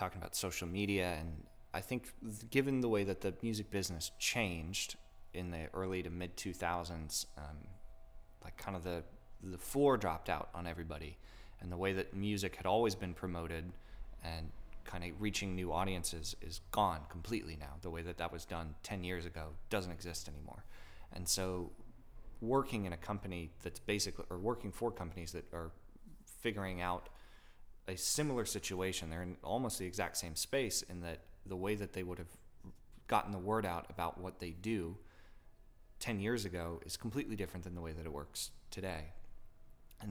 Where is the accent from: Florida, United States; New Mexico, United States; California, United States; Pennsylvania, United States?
Florida, United States; now in Orlando, United States; I grew up in Florida